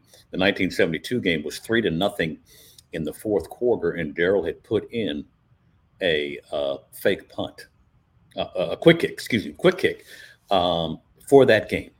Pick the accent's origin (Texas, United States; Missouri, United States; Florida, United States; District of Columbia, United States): Texas, United States; Austin; I grew up in Austin